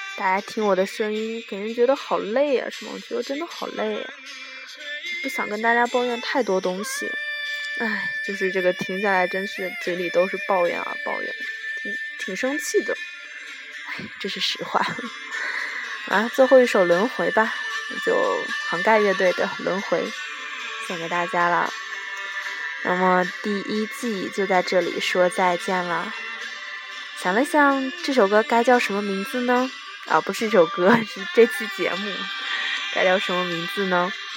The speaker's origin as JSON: {"language": "Chinese", "region": "Inner Mongolia", "country": "China", "said": "我是内蒙古人"}